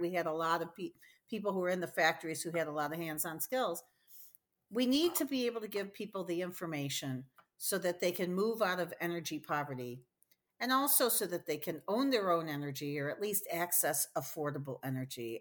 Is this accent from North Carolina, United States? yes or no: no; Detroit, Michigan, United States; moved away as an adult; also born or lived in New Haven, Connecticut; I'm from Detroit, Michigan